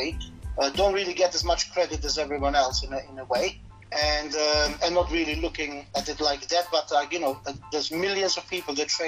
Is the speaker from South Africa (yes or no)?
no; Germany; moved away; I grew up in Germany